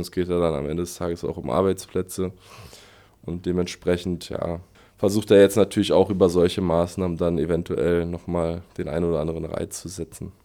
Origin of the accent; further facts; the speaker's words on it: Berlin, Germany; moved away as an adult; now in Aschaffenburg, Germany; Ich komme aus Westberlin, aus äh, Spandau, also ganz im Westen. Ähm, genau, da bin ich au aufgewachsen